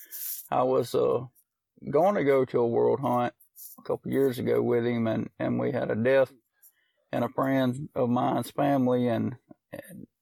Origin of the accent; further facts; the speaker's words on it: Smithdale, Mississippi, United States; from Smithdale, Mississippi. Just enjoy living a little tree dog life from time to time and working like everybody else. And I've lived in Amick County all my life, 43 years old now